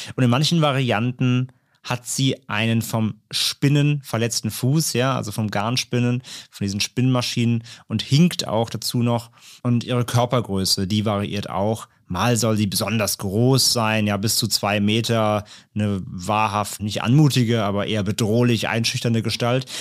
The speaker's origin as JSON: {"language": "German", "region": "Rhineland", "country": "Germany", "said": "ich komme ja aus dem Rheinland"}